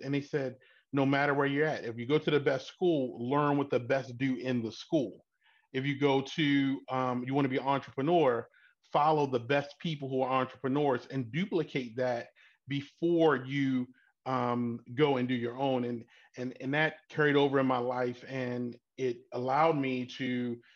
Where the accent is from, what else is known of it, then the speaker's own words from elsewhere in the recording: Baltimore, Maryland, United States; born and raised in Baltimore.